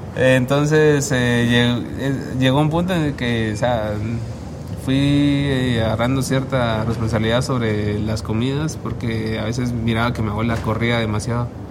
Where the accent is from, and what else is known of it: Guatemala